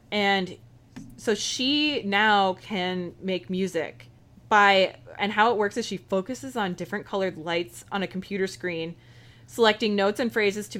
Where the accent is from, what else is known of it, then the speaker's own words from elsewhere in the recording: United States; people who, you know, I otherwise wouldn't know about as an American.